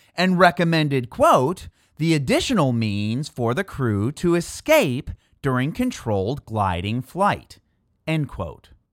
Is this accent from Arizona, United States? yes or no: no; Chicago, Illinois, United States; my hometown Chicago